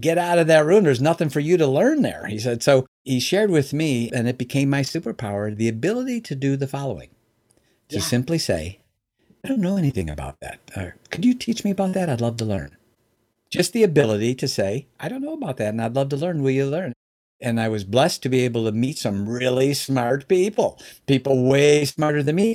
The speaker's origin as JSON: {"language": "English", "town": "Chicago", "region": "Illinois", "country": "United States", "tie": "born or raised there", "moved": "yes", "lives_now": "Michigan, United States"}